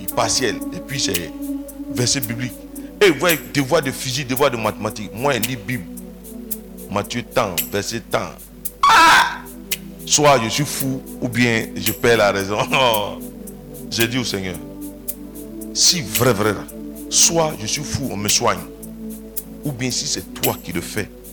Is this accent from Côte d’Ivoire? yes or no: yes; Côte d’Ivoire; Je suis né dans un petit village de Divo